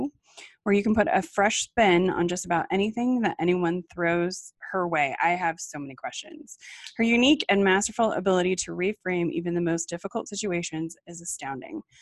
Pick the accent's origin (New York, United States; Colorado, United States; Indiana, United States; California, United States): Colorado, United States; So I grew up in Colorado